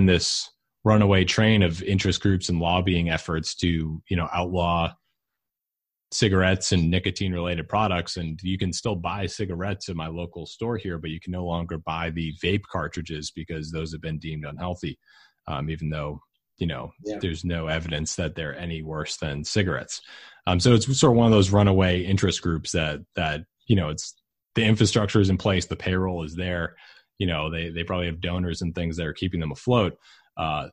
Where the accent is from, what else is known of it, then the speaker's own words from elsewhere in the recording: suburb of Boston, Massachusetts, United States; my hometown in the suburb of Boston